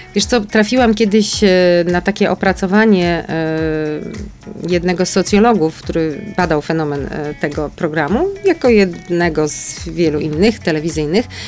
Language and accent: Polish; Kraków, Lesser Poland, Poland; Urodziłam się w Krakowie i pierwszy rok życia pod Krakowem mieszkałam, a potem mm, e, na czas liceum wróciłam do Krakowa, no i studiowałam już w Krakowie.